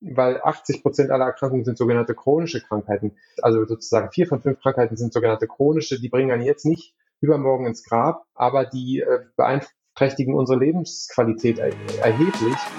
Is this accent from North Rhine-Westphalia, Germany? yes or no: no; Berlin, Germany; moved away as an adult; also born or lived in Hamburg; now in Lübeck, Germany; ursprünglich komme ich aber aus Berlin